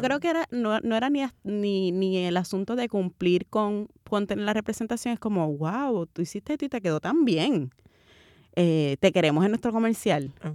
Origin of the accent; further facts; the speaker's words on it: Carolina, Puerto Rico; also born or lived in Santurce, San Juan, Puerto Rico; nací, nací en, en Santurce, me considero, me considero cangrejera, pero me crié en Carolina